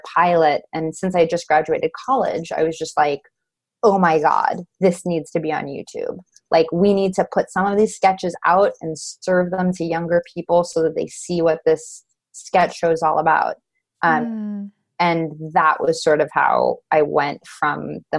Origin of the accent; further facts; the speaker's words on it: Los Angeles, California, United States; I'm from Los Angeles